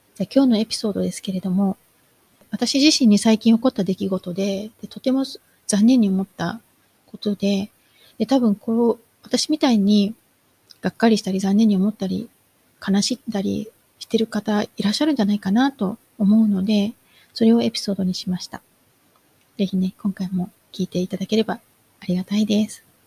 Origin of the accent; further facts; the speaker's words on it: Kumamoto, Japan; moved away as an adult; now in Malaysia; 私の実家って熊本なので